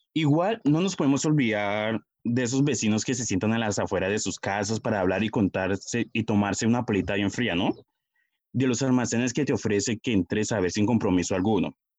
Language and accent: Spanish; Puerto Tejada, Cauca, Colombia; yo soy de Puerto Teja